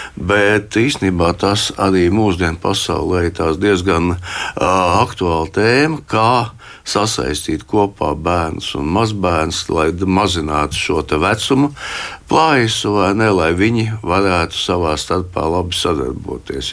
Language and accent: Latvian; Riga, Latvia; es piedzimu Rīgā 53. gadā.